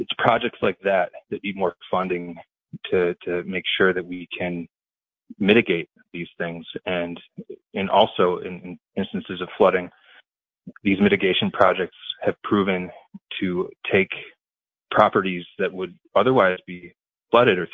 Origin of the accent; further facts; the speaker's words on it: Walton, New York, United States; my hometown of Walton, New York